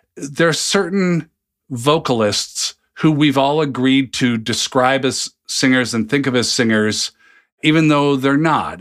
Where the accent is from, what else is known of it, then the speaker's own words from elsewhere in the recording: Seattle, Washington, United States; moved away as an adult; also born or lived in New Jersey; I'm from the complete opposite coast